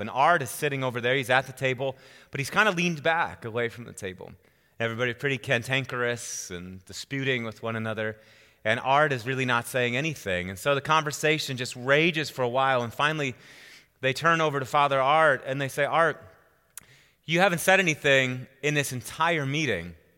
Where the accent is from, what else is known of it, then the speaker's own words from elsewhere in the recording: Wisconsin, United States; moved away as an adult; also born or lived in Oklahoma / Chicago; now in Colorado, United States; I'm born and raised in Wisconsin